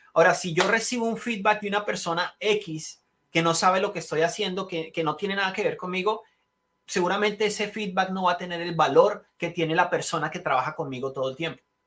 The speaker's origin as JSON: {"language": "Spanish", "country": "Colombia", "tie": "born or raised there", "moved": "as an adult", "lives_now": "United States", "said": "yo nací en Colombia, eh, nací y criado en Colombia, me vine cuando tenía 21 años"}